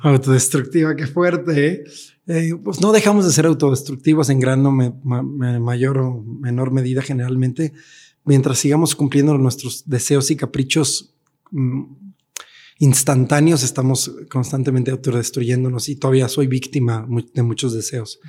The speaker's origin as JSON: {"language": "Spanish", "country": "Mexico", "lives_now": "Mexico City, Mexico", "said": "como mexicanos"}